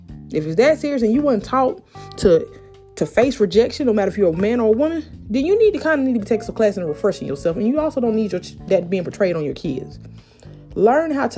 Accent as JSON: {"language": "English", "town": "Columbus", "region": "Georgia", "country": "United States", "said": "down here in my city, because I'm from Columbus, Georgia"}